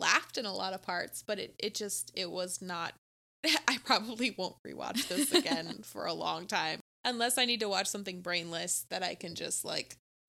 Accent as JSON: {"language": "English", "country": "Australia", "tie": "born or raised there", "said": "I grew up in Australia not even knowing that half of these creatures lived here."}